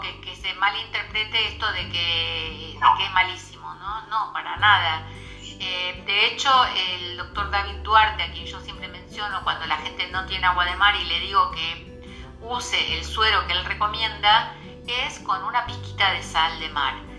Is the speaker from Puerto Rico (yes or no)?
no; Argentina; yo sí soy argentina